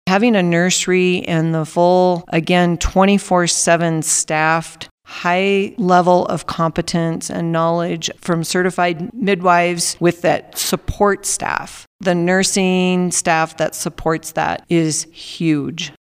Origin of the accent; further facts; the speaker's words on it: Minnesota, United States; moved away as an adult; now in Alamosa, United States; I grew up on a farm in Minnesota